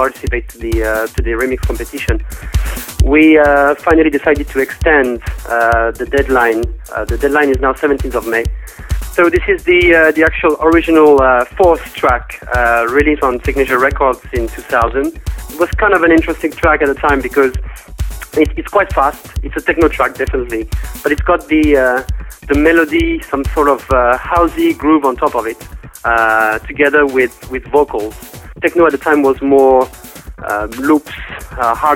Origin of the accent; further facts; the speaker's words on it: Paris, Île-de-France, France; I'm from Paris, France